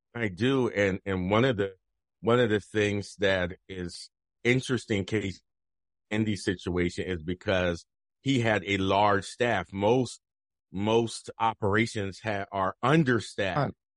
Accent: Camden, New Jersey, United States; now in Idaho, United States; I'm from Jersey. I'm from South Jersey, mm-hmm. Camden

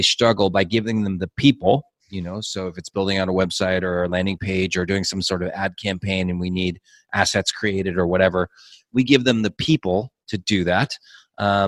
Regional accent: Southern California, United States; now in Mexico; I'm from Southern California, so we use dude like every other word.

